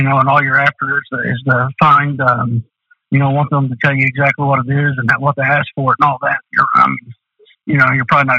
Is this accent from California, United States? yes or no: no; Du Quoin, Illinois, United States; in DuCoin, Illinois, you know, I was from Southern Illinois